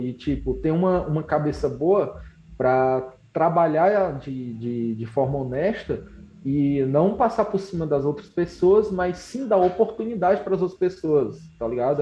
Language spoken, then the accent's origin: Portuguese; Canindé, Ceará, Brazil; also born or lived in Fortaleza; eu sou de Canindé, no Ceará